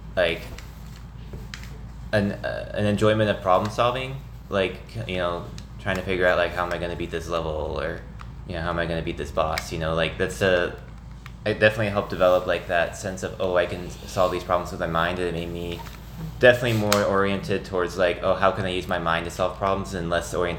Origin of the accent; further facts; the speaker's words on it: Nixa, Missouri, United States; moved away as an adult; now in St. Louis, United States; I grew up in Southwest Missouri, in a small town called Nixa.